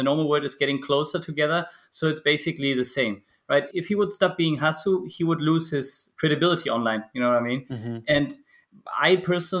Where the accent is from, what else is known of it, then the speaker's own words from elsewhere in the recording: Germany; born in Germany, and I guess you can call me a classical European. I was raised here in Germany